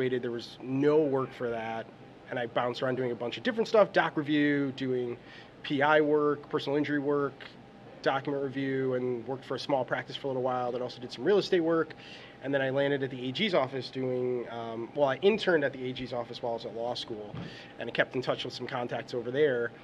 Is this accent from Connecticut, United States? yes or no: yes; Naugatuck, Connecticut, United States; also born or lived in Bridgeport, Connecticut / Boston, Massachusetts; originally, I was born in Bridgeport, Connecticut, moved to Naugatuck, Connecticut when I was about 3, and pretty much lived and grew up in Naugatuck, Connecticut